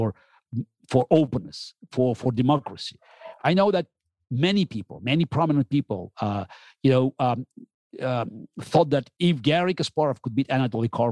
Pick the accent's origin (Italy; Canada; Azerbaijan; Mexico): Azerbaijan; Baku; moved away as an adult; also born or lived in Russia; now in New York, United States; I grew up in the Soviet Union